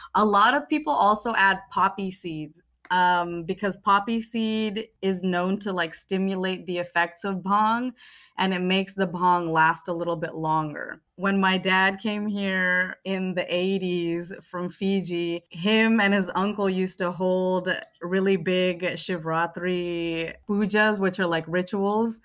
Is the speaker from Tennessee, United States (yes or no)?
no; Bay Area, California, United States; Being in the Bay Area and being Fijian Indian and growing up